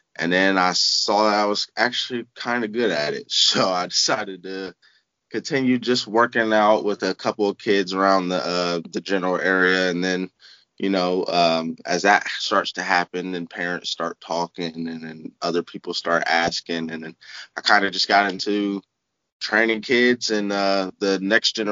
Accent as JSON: {"language": "English", "town": "Columbus", "region": "Ohio", "country": "United States", "tie": "born or raised there", "said": "I'm from Columbus, Ohio, born and raised."}